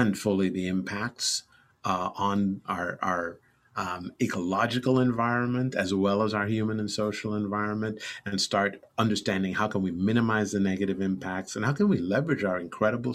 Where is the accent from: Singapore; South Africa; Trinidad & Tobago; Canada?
Trinidad & Tobago; moved away; also born or lived in New York, United States; my family moved to Trinidad and Tobago in the Southern Caribbean when I was 2 years old, and that was where I really spent all my formative years growing up.